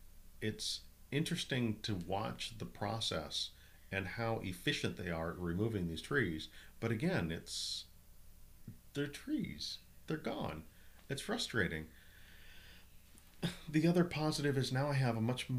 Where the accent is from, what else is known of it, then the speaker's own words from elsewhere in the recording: Minnesota, United States; now in Southern California, United States; growing up in Minnesota